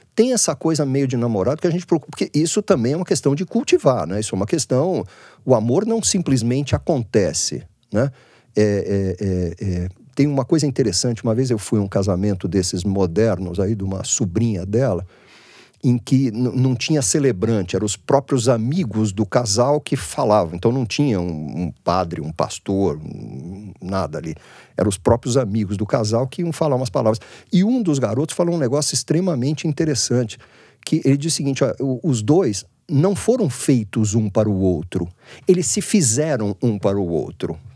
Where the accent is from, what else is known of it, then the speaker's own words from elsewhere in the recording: Santos, São Paulo, Brazil; now in São Paulo, Brazil; eu não sou de São Paulo, eu nasci em Santos